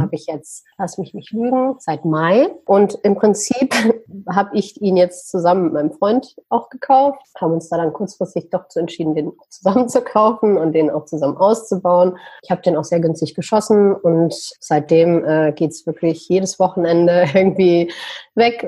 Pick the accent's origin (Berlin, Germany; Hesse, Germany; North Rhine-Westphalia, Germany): North Rhine-Westphalia, Germany; Düsseldorf; moved away as an adult; Ich bin in Deutschland, in Düsseldorf geboren, sage ich mal, bin aber seit einigen Jahren, ich sage ich sag mal so seit acht, neun Jahren in der Welt unterwegs.